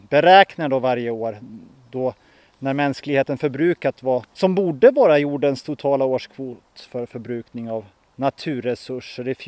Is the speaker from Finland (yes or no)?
yes; Finland; Nu råkar vi bara vara några miljoner finländare men, men det ger oss inte rätten kanske att brassa på med bilar, båtar, stora hus och resor och produkter.